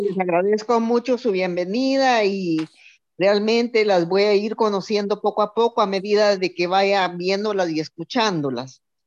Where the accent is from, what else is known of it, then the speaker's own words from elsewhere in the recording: Guatemala; now in El Salvador; soy de Guatemala, pero vivo en El Salvador